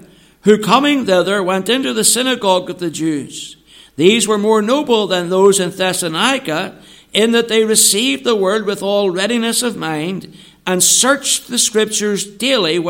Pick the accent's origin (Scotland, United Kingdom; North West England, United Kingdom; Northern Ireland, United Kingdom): Northern Ireland, United Kingdom; moved away as an adult; now in England, United Kingdom; coming back home to Northern Ireland from England is that I can speak to you all in my mother tongue.